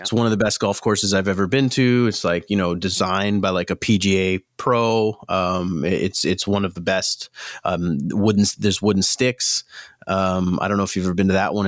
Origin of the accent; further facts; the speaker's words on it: Mississauga, Ontario, Canada; now in Hamilton, Canada; I grew up in Mississauga